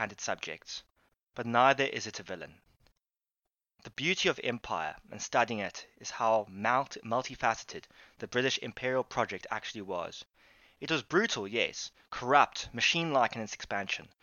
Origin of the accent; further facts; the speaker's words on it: Cape Town, Western Cape, South Africa; I am South African, or Capian, or Capetonian